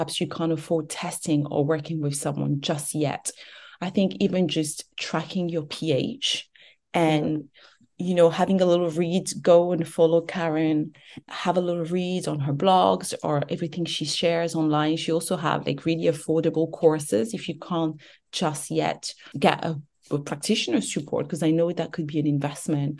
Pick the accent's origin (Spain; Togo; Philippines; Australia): Togo; moved away; also born or lived in France; I was born and raised in Togo.